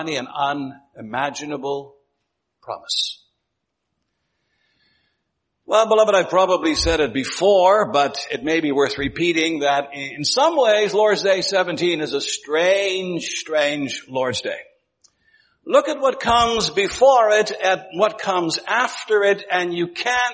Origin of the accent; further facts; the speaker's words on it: Ontario, Canada; when I was growing up in Ontario, it was not all that unusual to hear people speaking about nuclear fallout